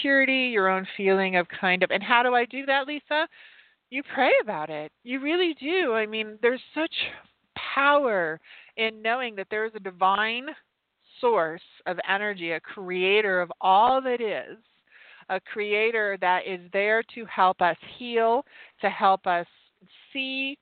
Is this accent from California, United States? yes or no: no; Utah, United States; moved away; Utah, which is my home state. I don't live there anymore